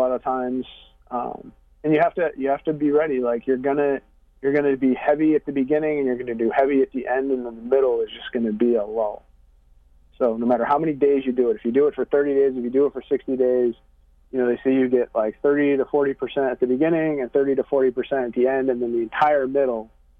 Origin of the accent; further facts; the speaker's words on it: Syracuse, New York, United States; I grew up in Syracuse, which is 2.5 hours west of where I live now